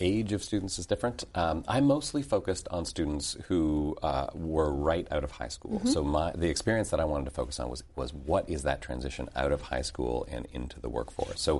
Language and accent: English; Toronto, Ontario, Canada; moved away as an adult; also born or lived in Montreal, Canada; I grew up in Canada. Mm-hmm. And after finishing high school in Toronto